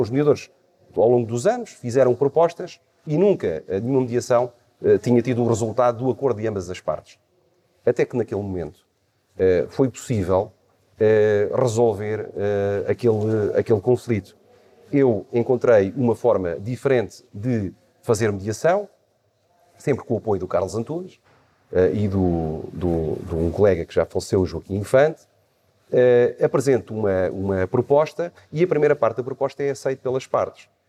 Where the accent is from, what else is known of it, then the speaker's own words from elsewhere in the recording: Setúbal, Portugal; nasci em Subal no dia 26 de agosto de 1972